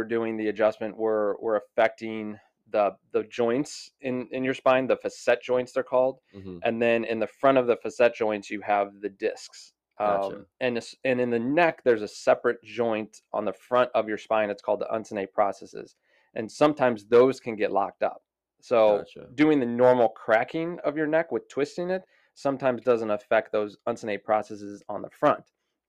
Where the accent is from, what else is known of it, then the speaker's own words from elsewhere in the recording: Florissant, Missouri, United States; So I'm from St. Louis, Missouri. Grew up in Florissant, Missouri.